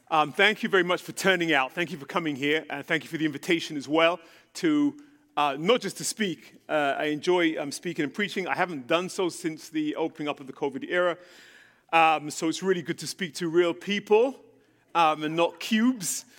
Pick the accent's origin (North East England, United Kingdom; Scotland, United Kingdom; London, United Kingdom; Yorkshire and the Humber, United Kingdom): London, United Kingdom; moved away as an adult; also born or lived in Jerusalem, Israel; now in United States; I was born in England, born and raised in London